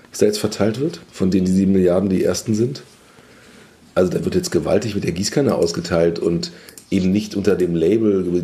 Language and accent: German; Germany